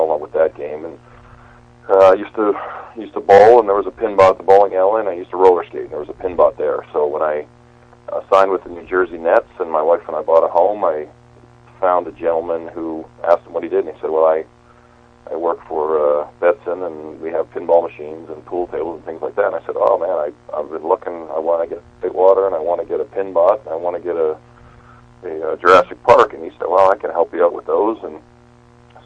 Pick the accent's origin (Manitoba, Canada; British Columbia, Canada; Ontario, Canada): Manitoba, Canada; Winnipeg; moved away as an adult; also born or lived in Seattle; I grew up in Winnipeg, which is the Slurpee capital of the world